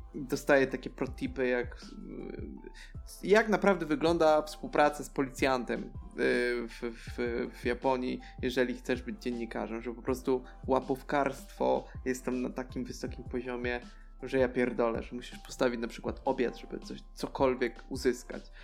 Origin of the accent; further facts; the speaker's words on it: Tricity, Pomeranian Voivodeship, Poland; z moich stron, tutaj z Trójmiasta.